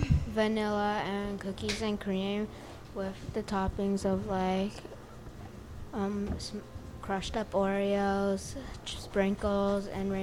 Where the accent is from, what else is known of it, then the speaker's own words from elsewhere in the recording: New York, United States; I'm 10 years old, and I'm from New York.